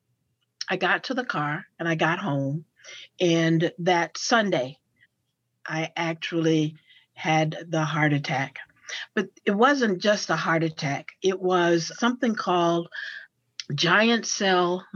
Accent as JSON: {"language": "English", "town": "Paducah", "region": "Kentucky", "country": "United States", "tie": "born or raised there", "also_born_or_lived": "Murray, Kentucky / Baltimore area", "moved": "as an adult", "lives_now": "Cincinnati, United States", "said": "I was born in Western Kentucky, in Paducah"}